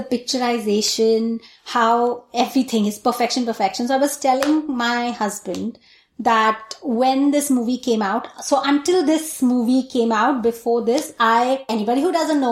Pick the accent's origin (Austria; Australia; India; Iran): India; Delhi; moved away; I was born and brought up there